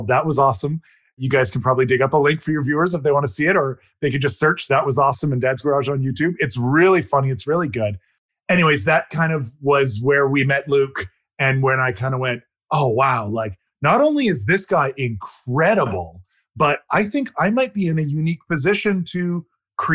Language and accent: English; Canada; moved away as an adult; now in Atlanta, United States; I moved here to Atlanta from my home country of Canada